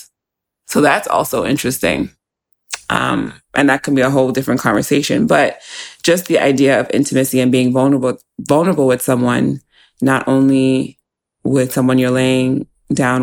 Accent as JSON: {"language": "English", "country": "United States", "tie": "born or raised there", "also_born_or_lived": "New York", "said": "growing up in the States"}